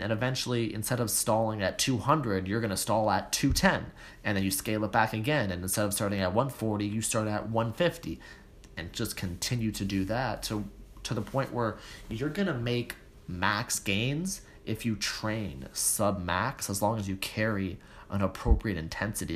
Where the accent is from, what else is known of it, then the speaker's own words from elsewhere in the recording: Toronto, Ontario, Canada; I was born and raised in Toronto so I don't have that same accent